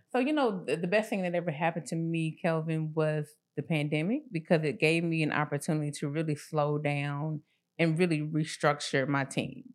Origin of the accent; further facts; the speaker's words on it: Atlanta, Georgia, United States; I grew up in the Swats